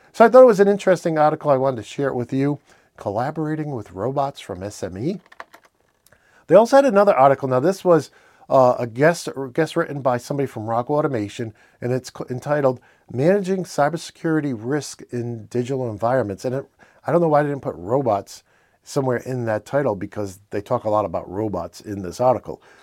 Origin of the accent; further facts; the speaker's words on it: Northeastern, United States; accent: Northeastern; my Northeastern accent